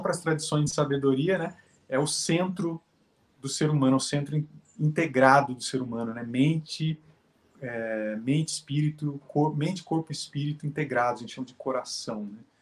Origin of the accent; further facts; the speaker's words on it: Jacareí, São Paulo, Brazil; now in São José dos Campos, Brazil; Moro aqui em São José dos Campos, São Paulo. Sou de Jacareí, que é a cidade vizinha aqui